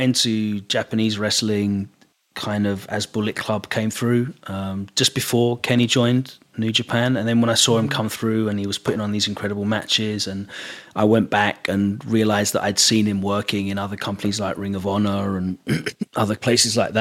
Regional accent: England, United Kingdom; accent: English; my English accent

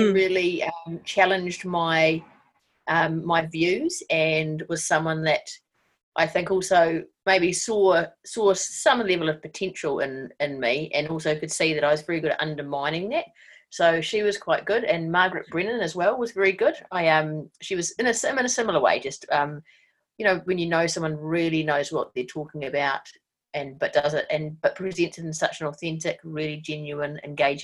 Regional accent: Wellington, New Zealand; I grew up in Miramar in Wellington, so not very far away from where I am right now.

